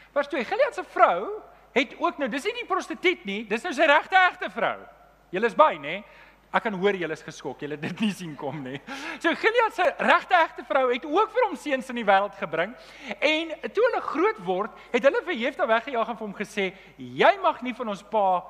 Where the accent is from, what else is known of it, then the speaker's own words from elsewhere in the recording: Germiston, Gauteng, South Africa; ek het in Leondale groot geword